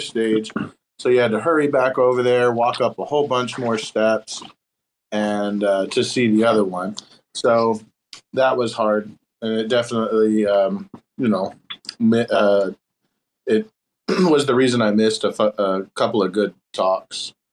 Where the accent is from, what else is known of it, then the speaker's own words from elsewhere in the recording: Texas, United States; I'm from Texas